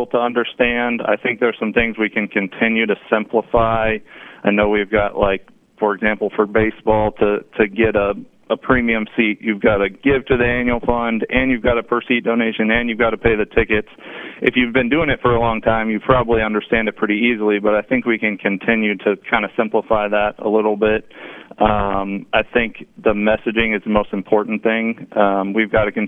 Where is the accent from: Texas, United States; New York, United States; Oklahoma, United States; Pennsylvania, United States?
Texas, United States; Dallas; moved away as an adult; now in Lafayette, United States; I grew up in Dallas